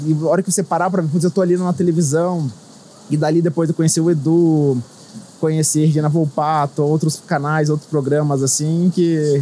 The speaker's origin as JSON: {"language": "Portuguese", "town": "Sorocaba", "region": "São Paulo", "country": "Brazil", "said": "sou de Sorocaba, no interior de São Paulo"}